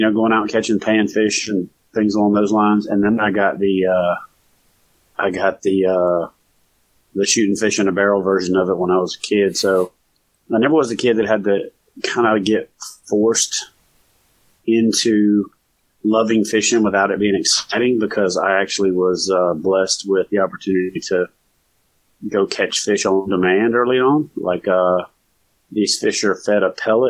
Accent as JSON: {"language": "English", "region": "Louisiana", "country": "United States", "tie": "born or raised there", "also_born_or_lived": "Virginia Beach, Virginia / Norfolk, Virginia / Corpus Christi, Texas", "moved": "as an adult", "said": "I'm from Louisiana. So I grew up where water was pretty much out my front door."}